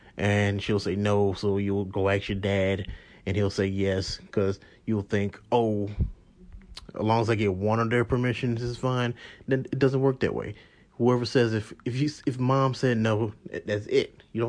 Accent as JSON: {"language": "English", "town": "St. Louis", "region": "Missouri", "country": "United States", "tie": "born or raised there", "said": "because how I grew up, I grew up in St. Louis."}